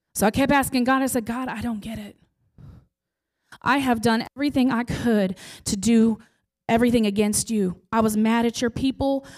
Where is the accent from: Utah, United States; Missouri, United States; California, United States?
Missouri, United States; Bosworth; moved away as an adult; now in Chillicothe, United States; I grew up in Bosworth